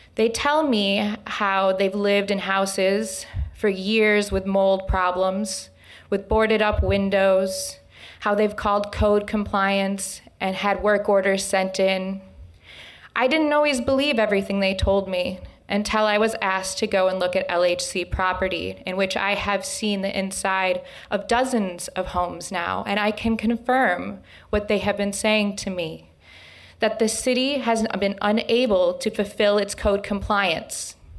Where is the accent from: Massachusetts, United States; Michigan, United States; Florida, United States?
Michigan, United States; Lansing; I was born and raised here in Lansing, Michigan